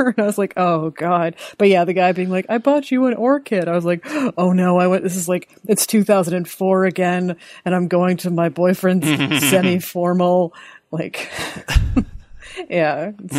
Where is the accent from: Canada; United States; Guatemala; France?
Canada; Sudbury, Ontario; I grew up in Sudbury